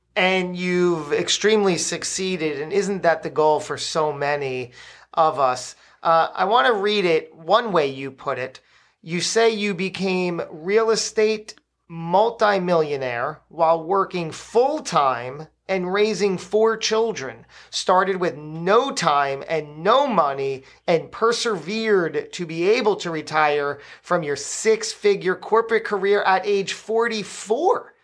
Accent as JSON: {"language": "English", "region": "New Jersey", "country": "United States", "said": "beautiful Trenton, New Jersey, the Great Garden State, my home state that I adore and love"}